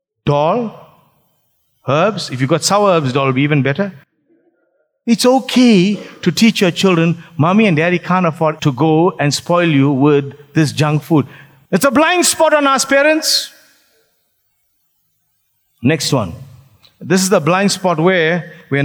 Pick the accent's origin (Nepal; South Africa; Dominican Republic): South Africa; Phoenix, KwaZulu-Natal; I grew up in Phoenix.